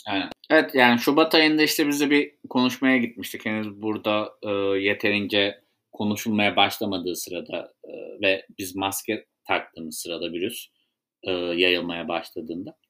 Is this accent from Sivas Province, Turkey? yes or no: yes; Sivas, Sivas Province, Turkey; Ben de halktan gelen birisi olarak, bir Sivaslı olarak